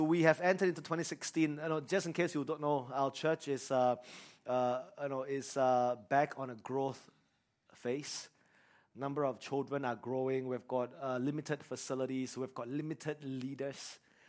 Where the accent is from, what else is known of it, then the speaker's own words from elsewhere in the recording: Singapore; growing up in Singapore, we are very afraid of responsibilities.